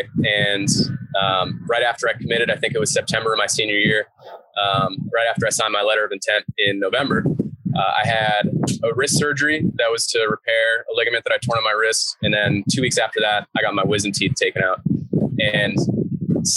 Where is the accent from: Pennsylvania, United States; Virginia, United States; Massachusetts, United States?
Massachusetts, United States; Newton; now in Hayward, United States; I grew up in Boston. Just outside of Boston, a town called Newton